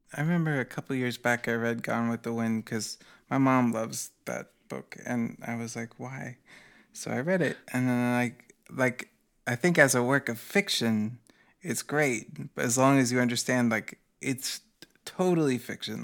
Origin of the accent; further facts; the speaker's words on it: United States; as an American